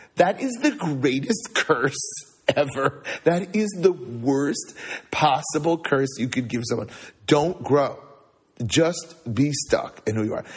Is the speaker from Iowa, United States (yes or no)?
no; California, United States; now in Chicago, United States; I grew up in California